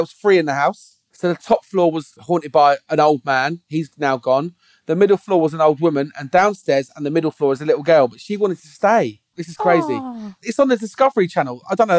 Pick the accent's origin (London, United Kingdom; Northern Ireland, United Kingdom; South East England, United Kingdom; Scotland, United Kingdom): South East England, United Kingdom; Dover; I was born in Buckland Hospital as well.